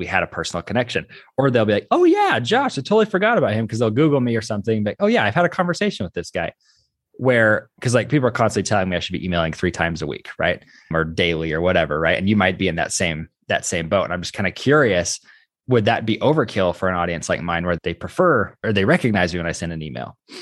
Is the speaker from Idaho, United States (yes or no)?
yes; Idaho, United States; I'm from Idaho